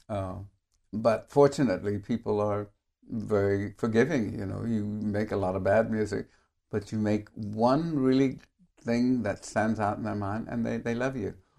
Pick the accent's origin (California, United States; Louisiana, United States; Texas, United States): California, United States; San Francisco; I grew up in San Francisco, which was absolutely the, the greatest place that I could have been brought up